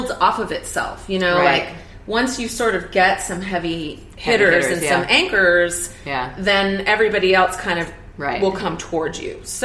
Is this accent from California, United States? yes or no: yes; California, United States; also born or lived in New York; now in Oakland, United States; I grew up in California.